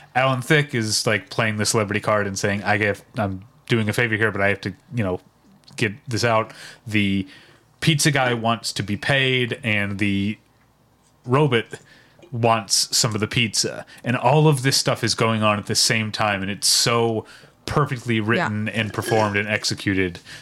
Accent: Midwest, United States; as a Midwesterner

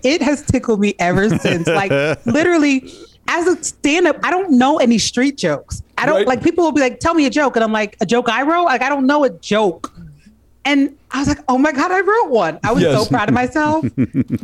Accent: New Jersey, United States; moved away as an adult; also born or lived in Washington, D.C.; I grew up in New Jersey, in Central Jersey, which it does exist.

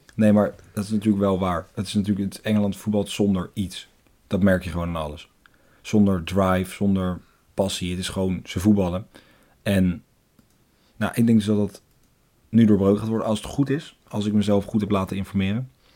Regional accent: Netherlands; als Nederlanders

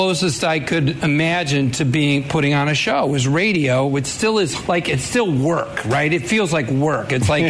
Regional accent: Naperville, Illinois, United States; I'm from Naperville, Illinois, and I never knew anybody who was in show business.

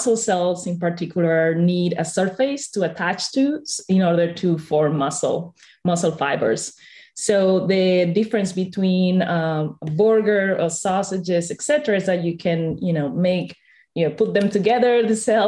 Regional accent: Spain; I come from Spain

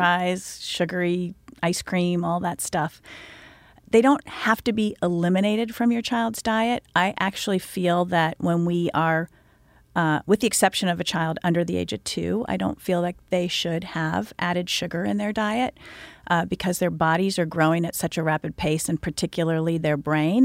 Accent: Indiana, United States; I was born and raised in Indiana

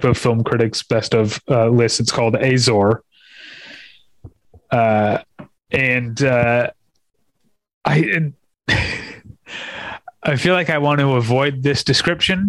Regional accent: United States; I'm an American

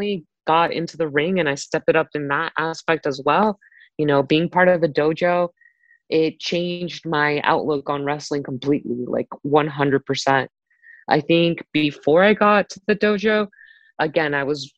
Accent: Miami, Florida, United States; moved away as an adult; also born or lived in Orlando, Florida; now in Baltimore, United States; I definitely was in Miami for the majority of my life

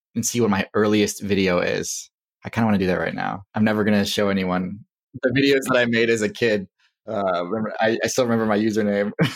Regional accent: Wisconsin, United States; also born or lived in Durham, North Carolina / Texas; We moved to Wisconsin, and that is where I end up growing up

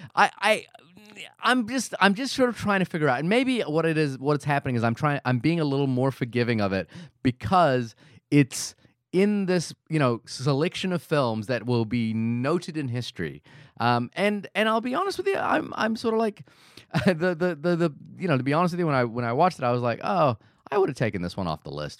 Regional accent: New Zealand; as a New Zealander

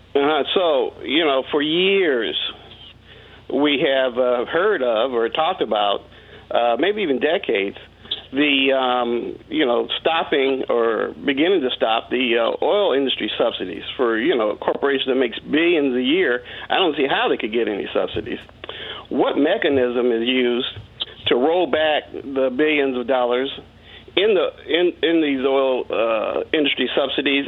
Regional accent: New Jersey, United States; also born or lived in Teaneck, New Jersey; I'm from New Jersey

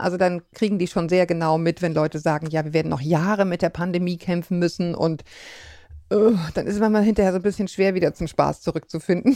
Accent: Bavaria, Germany; als ich in Bayern in die Schule gegangen bin

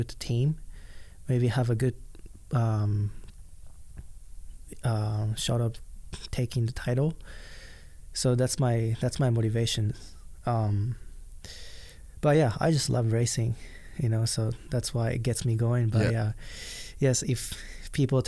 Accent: Japan; English is a second language; now in United States; I grew up in Japan

